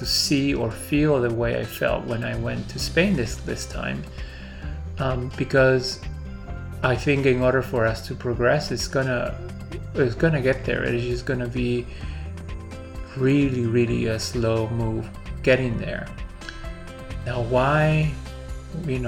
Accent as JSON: {"language": "English", "country": "United States", "tie": "born or raised there", "also_born_or_lived": "Peru", "first_language": "Spanish", "second_language": "English", "said": "very heavy influence of the American culture, because that's where, this is where I grew up, and this is where I've lived most of my life."}